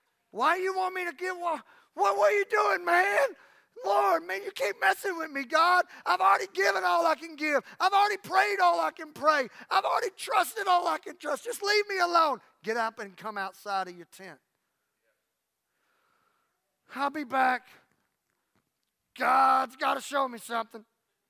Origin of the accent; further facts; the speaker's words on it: Louisiana, United States; First of all, I'm tired. Plus, I'm from Louisiana.